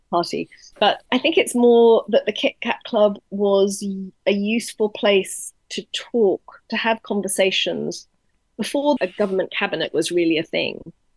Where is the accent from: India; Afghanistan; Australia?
Australia; moved away; I'm originally Australian